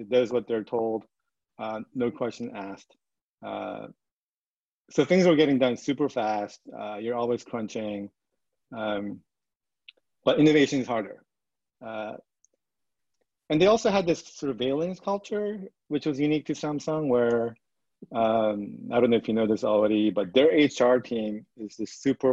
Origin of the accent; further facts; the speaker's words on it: Vancouver, British Columbia, Canada; moved away as an adult; also born or lived in Seoul, South Korea / New York State, United States; now in San Francisco, United States; we moved to Vancouver, Canada, when I was in fourth grade